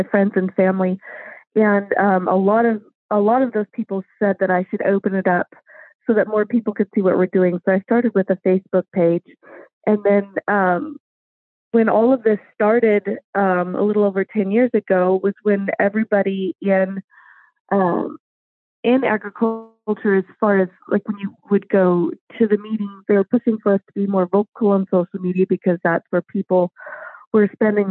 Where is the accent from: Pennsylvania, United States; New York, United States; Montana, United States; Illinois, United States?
Montana, United States; moved away as an adult; now in Idaho, United States; I'm originally from Montana, and I don't have any agricultural roots. I grew up building homes with my dad